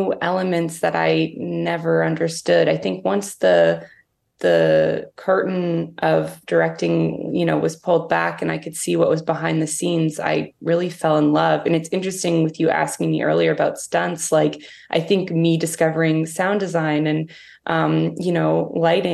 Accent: Toronto, Ontario, Canada; I grew up in Toronto

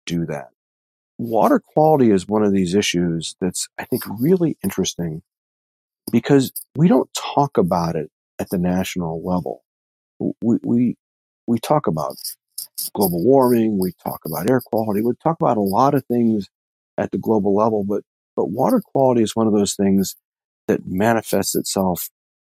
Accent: United States; I grew up on Lake Erie

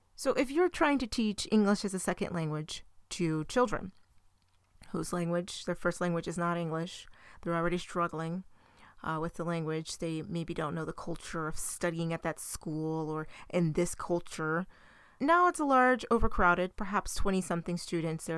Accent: United States; our country

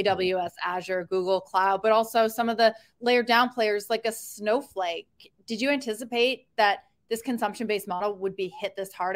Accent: Canada; a fellow Canadian

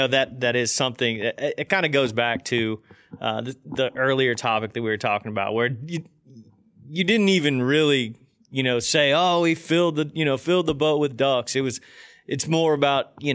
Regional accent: Indiana, United States; moved away; I came from growing up in Indiana and then moving down here

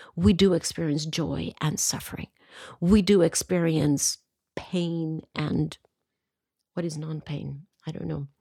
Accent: Costa Rica; I come from Costa Rica

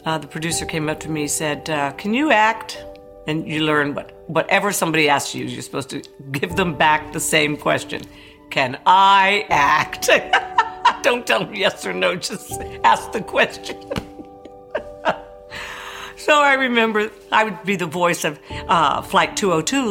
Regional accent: Paris, Île-de-France, France; where I was born in Paris

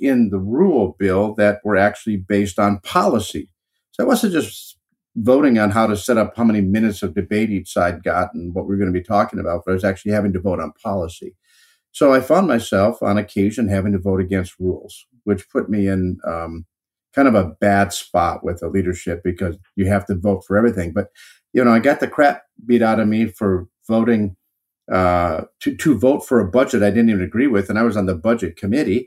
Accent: Northeast Wisconsin, United States; I'm from Northeast Wisconsin

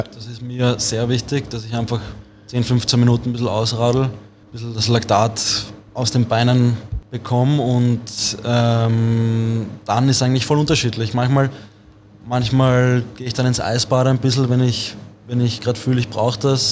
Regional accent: Vienna, Austria; also born or lived in St. Pölten; ich bin aus Wien

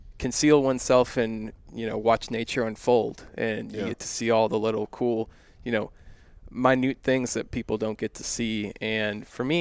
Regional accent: Texas, United States; I'm born and raised in Texas

